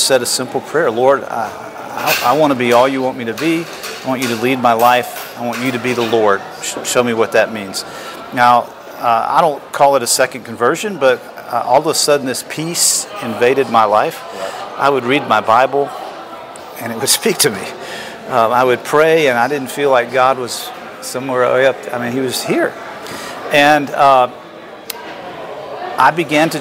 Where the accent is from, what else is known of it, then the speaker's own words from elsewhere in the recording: Atlanta, Georgia, United States; also born or lived in Florida; I was born in Atlanta, Georgia